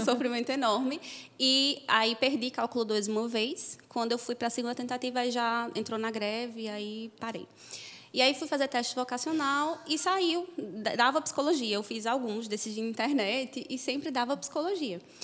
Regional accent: interior of Paraíba, Brazil; moved away as an adult; also born or lived in Brasília / Campina Grande; now in Rio de Janeiro, Brazil; eu moro em Campina Grande hoje, mas eu sou de uma cidade do interior da Paraíba.

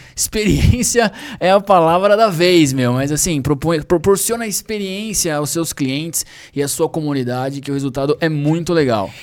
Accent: Sorocaba, São Paulo, Brazil; a gente é da mesma cidade, lá de Sorocaba, a gente grava em São Paulo agora

